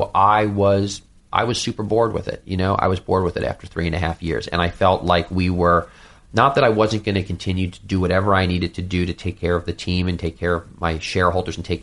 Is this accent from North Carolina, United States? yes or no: no; New York City, New York, United States; I'm a New Yorker